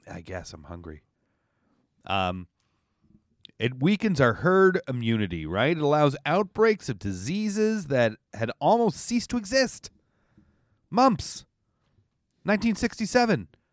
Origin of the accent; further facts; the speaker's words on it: Canada; now in New York, United States; as a Canadian